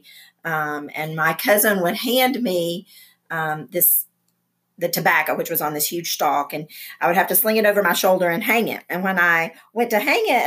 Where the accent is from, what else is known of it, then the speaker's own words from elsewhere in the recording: Burnsville, North Carolina, United States; moved away; My hometown is a little town in the mountains of North Carolina in Yancey County called Burnsville